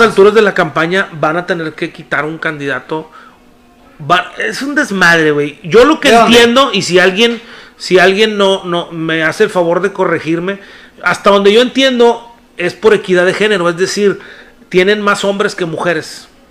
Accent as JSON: {"language": "Spanish", "town": "Apodaca", "region": "Nuevo León", "country": "Mexico", "said": "yo soy de Apodaca"}